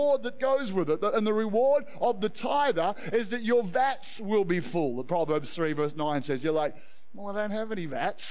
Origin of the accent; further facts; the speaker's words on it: Australia; I love being an Australian.